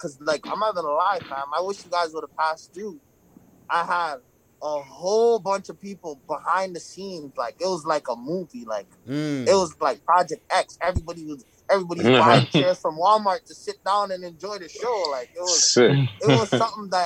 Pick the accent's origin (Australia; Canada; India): Canada; Toronto, Ontario; I'm from Toronto